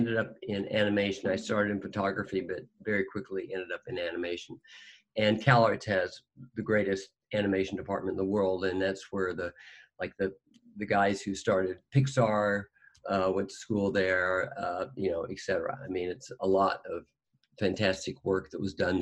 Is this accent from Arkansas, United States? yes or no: yes; Fayetteville, Arkansas, United States; I grew up in Arkansas. In Fayetteville, Arkansas